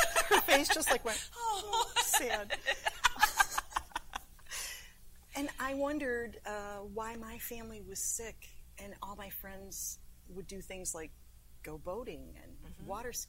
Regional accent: United States; I'm from New York

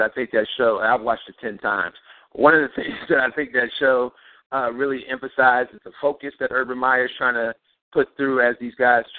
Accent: Cleveland, Ohio, United States; Cleveland-born and raised, Buckeye, born and bred.

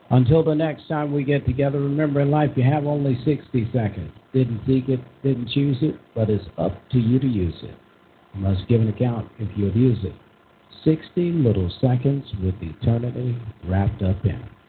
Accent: United States

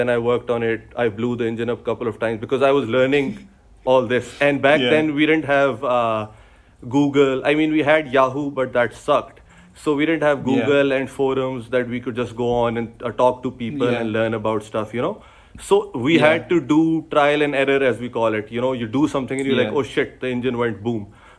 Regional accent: Pakistan; English is a second language; I love Japanese cars. Pakistan is a Japanese domestic sort of a market. So growing up, even though I'm into American cars as well, but Japanese cars is what we get mostly.

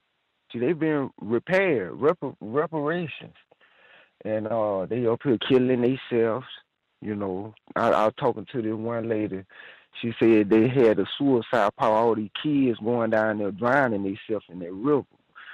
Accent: Houston, Texas, United States; now in North Dakota, United States; I'm from Houston, Texas, man. I'm up here in North Dakota, right?

